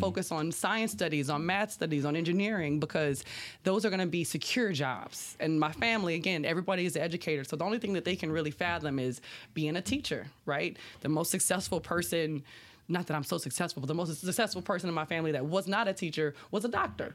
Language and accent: English; Labadieville, Louisiana, United States; I grew up in Lapidavill on the bayou side of Highway three oh eight in Assumption